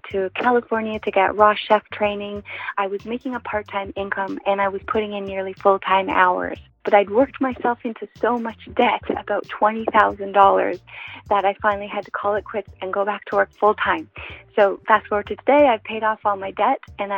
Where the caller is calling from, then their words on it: Canada; I'm calling from Canada.